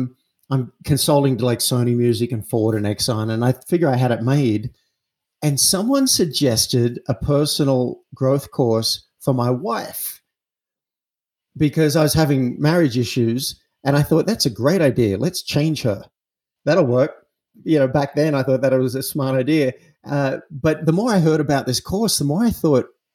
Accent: Australia; I'm an Aussie. I grew up in an Australian town

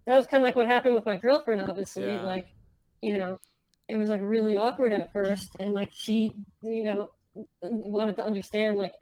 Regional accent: United States; accent: American; I grew up here, so like I'm American. Like my family over living, like they have Lebanese accents, but like I have an American accent

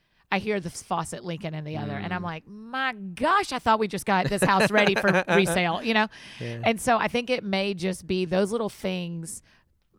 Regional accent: Marietta, Georgia, United States; I grew up in Marietta

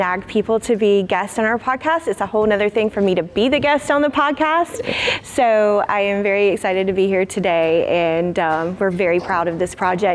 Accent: Hilliard, Florida, United States; accent: South Georgia; I'm from a small town called Hilliard, Florida, which is north of Jacksonville.

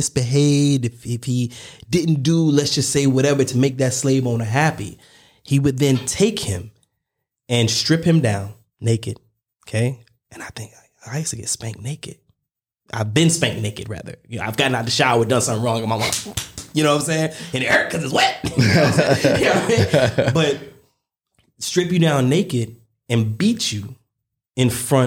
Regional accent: the South, United States; I grew up, I mean, I'm from the South in the US

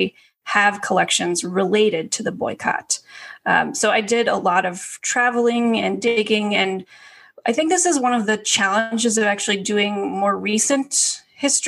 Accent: Colorado, United States; I grew up in Colorado

